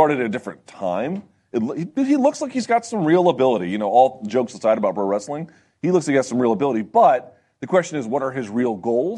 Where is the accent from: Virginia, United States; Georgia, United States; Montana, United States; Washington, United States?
Virginia, United States; I'm from Virginia